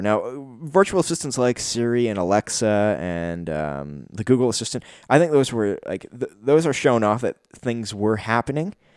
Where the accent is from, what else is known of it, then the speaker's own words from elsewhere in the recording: Canada; me being a Canadian